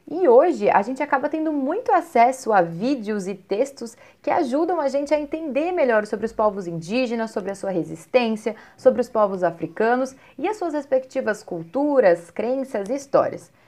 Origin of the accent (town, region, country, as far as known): Brazil